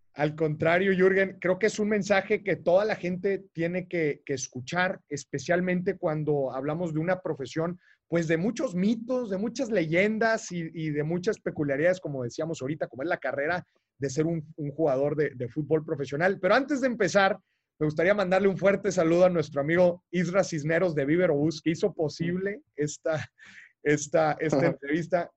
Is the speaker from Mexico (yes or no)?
yes; Monterrey, Nuevo León, Mexico; yo soy de Monterrey